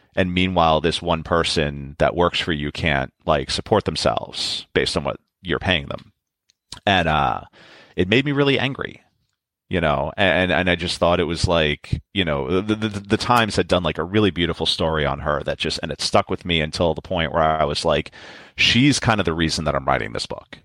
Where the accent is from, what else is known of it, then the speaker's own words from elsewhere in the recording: New York City, New York, United States; I, am born and raised in New York